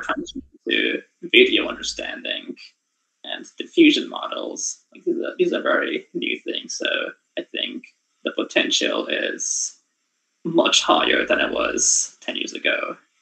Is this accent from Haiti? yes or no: no; Tokyo, Japan; moved away as an adult; now in Waterloo, Canada; I was born in Japan, in Tokyo, and lived there for 18 years.